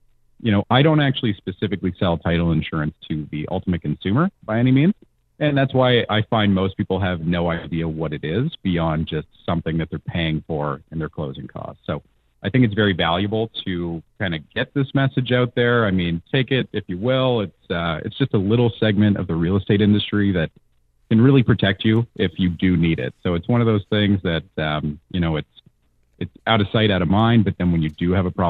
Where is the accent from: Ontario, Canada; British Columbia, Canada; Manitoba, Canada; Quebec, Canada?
Ontario, Canada; Hamilton; I'm actually from Hamilton myself